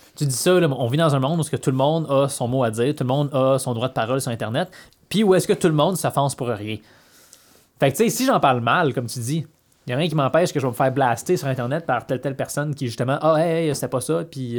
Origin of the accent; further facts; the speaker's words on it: Quebec, Canada; nous autres, au Québec